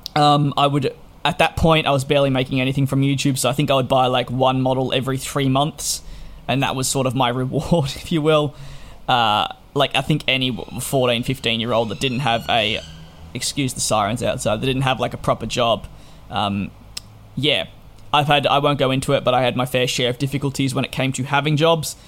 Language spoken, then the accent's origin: English; Australia; being an Australian